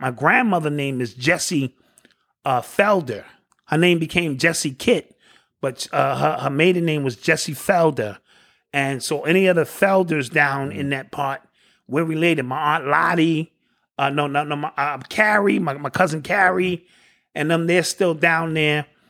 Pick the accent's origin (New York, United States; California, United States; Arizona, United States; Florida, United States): New York, United States; I'm born and raised in New York